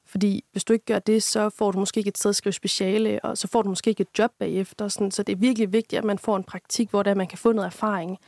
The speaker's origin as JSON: {"language": "Danish", "town": "Aarhus", "region": "Central Denmark Region", "country": "Denmark", "moved": "as an adult", "lives_now": "Aalborg, Denmark", "said": "jeg kommer egentlig oprindeligt fra Aarhus af"}